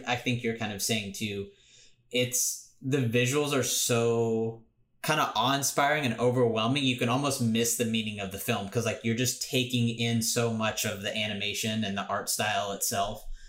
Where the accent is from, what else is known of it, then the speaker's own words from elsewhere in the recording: United States; I'm an American